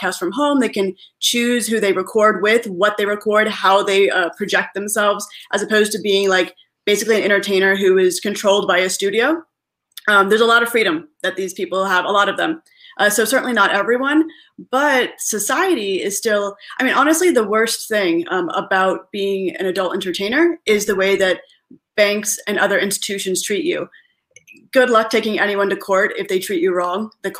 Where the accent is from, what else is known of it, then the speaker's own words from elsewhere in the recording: California, United States; moved away as an adult; also born or lived in Israel / New York; I'm originally from California